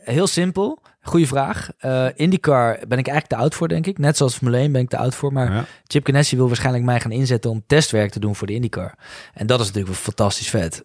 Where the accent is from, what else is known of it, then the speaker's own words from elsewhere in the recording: Nijmegen, Gelderland, Netherlands; ik kom uit Nijmegen